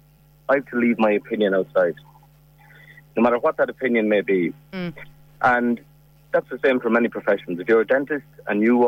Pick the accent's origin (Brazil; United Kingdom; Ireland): Ireland; as Irish people